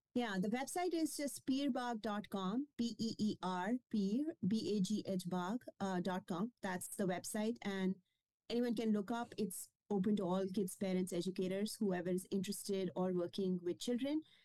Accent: India; first language Kashmiri; English is a second language; moved away as an adult; also born or lived in Scotland / Germany; now in Austin, United States; I grew up in India

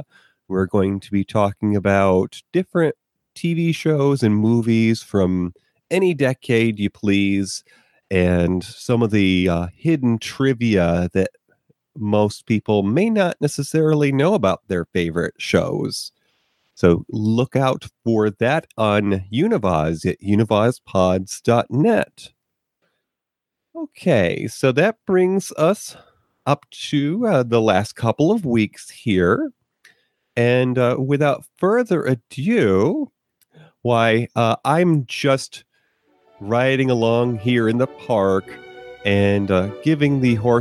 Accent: Northeast, United States; Now, I grew up in the Northeast, and even though my advancing, well, not really far advancing years, but my years thus far have taken me to different corners of the country.

